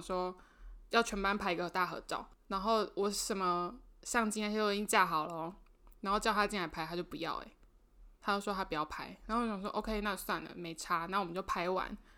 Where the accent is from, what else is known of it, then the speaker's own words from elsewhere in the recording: Penghu County, Taiwan; 我是澎湖人嘛